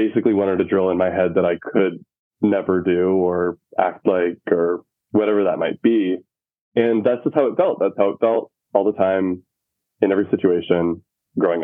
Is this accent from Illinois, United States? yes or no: no; Utah, United States; moved away as an adult; also born or lived in North Dakota; now in Chicago, United States; I grew up in Utah and I went to college in North Dakota.